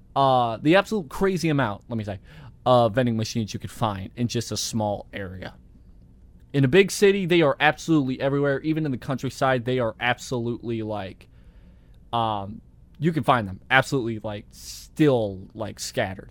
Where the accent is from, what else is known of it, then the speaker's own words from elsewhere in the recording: United States; I am an American. I've been living in the United States my entire life